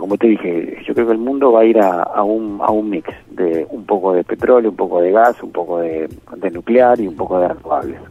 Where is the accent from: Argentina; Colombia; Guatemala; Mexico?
Argentina